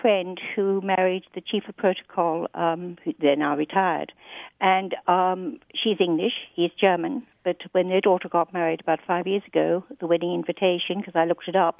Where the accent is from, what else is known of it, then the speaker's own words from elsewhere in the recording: Sydney, New South Wales, Australia; also born or lived in England; now in United States; Well, I was born in England and grew up in Sydney, Australia.